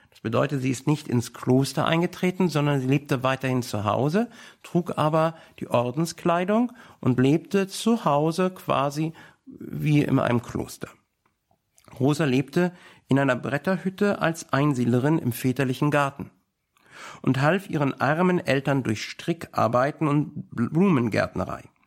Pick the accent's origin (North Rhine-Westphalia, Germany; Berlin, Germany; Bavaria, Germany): Berlin, Germany; als Berliner